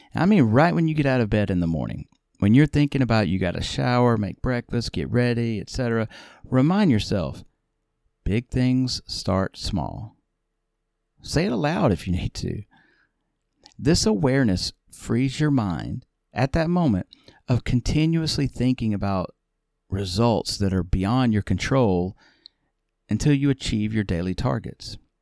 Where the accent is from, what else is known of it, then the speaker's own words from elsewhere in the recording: the South, United States; I'm from the South